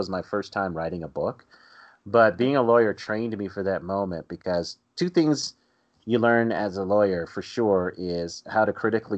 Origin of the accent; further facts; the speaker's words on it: Colorado, United States; growing up in Colorado, growing up outside the South